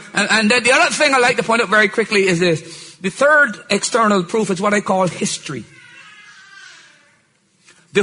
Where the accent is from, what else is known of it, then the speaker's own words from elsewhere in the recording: Barbados; I was born in Barbados